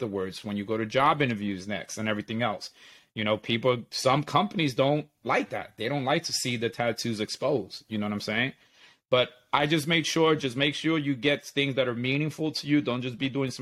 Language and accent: English; New York City, New York, United States; I'm from Brooklyn. I said, but my parents are from this city in Puerto Rico